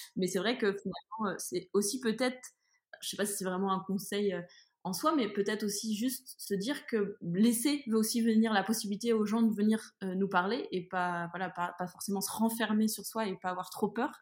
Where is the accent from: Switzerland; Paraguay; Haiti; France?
France; moi je suis française en France